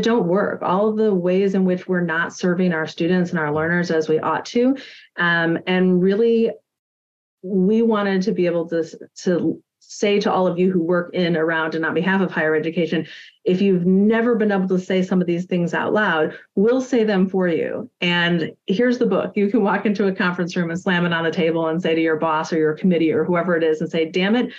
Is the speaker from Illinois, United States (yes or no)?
no; Milwaukee, Wisconsin, United States; Cardinal Stritch here in my hometown